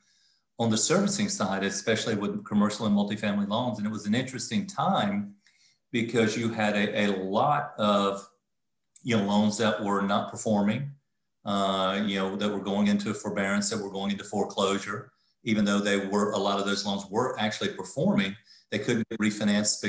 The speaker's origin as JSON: {"language": "English", "region": "the Carolinas", "country": "United States", "also_born_or_lived": "South Florida", "lives_now": "Charlotte, United States", "said": "I was in South Florida at the time, but I'm from the Carolinas"}